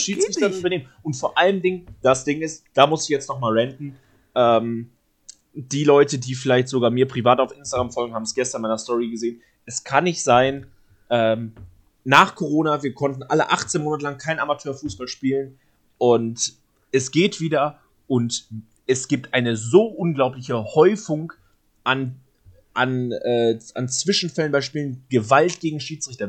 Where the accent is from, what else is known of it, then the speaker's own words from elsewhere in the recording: Cologne, North Rhine-Westphalia, Germany; als Kölner